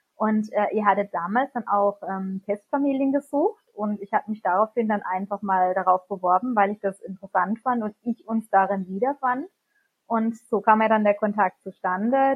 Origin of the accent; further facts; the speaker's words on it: near Baden-Baden, Baden-Württemberg, Germany; wir kommen aus der Nähe von Baden-Baden